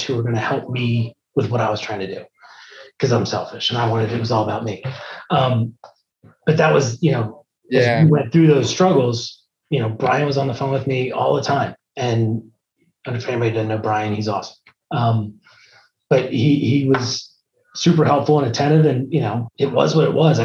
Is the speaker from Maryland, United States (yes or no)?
yes; Maryland, United States; moved away as an adult; now in Hilliard, Ohio, United States; I grew up in Maryland